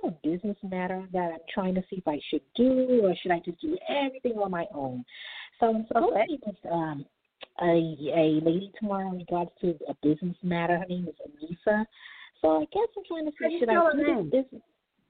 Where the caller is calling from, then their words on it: New York, United States; I'm calling from New York.